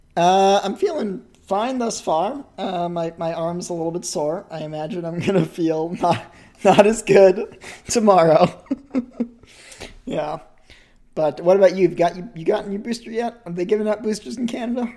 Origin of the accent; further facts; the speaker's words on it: New England, United States; cold in New England as a kid